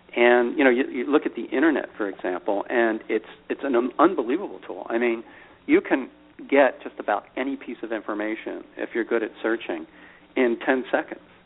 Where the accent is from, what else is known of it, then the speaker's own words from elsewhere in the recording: Philadelphia, Pennsylvania, United States; Grew up in Philadelphia